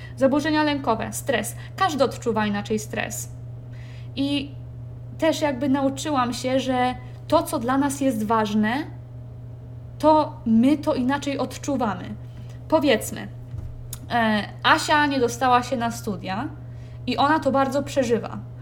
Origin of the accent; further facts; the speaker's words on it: Kołobrzeg, West Pomeranian Voivodeship, Poland; moved away as an adult; also born or lived in Warsaw; w mieście, z którego, w którym się urodziłam, w Kołobrzegu